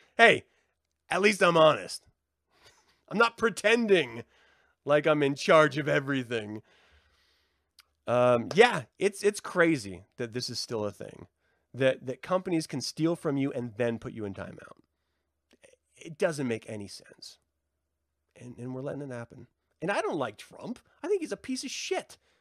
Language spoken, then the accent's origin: English; United States; I'm an American, so my American sensibilities of language is different